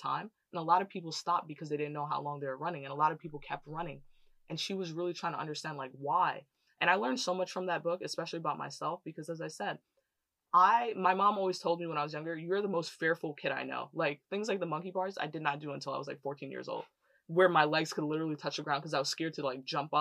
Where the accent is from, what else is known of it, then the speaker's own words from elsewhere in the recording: New York City, New York, United States; I grew up in Canarsie, Brooklyn, which is like basically the hood